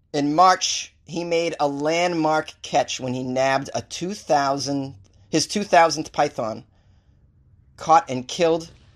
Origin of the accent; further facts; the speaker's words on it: Boston, Massachusetts, United States; I am from Boston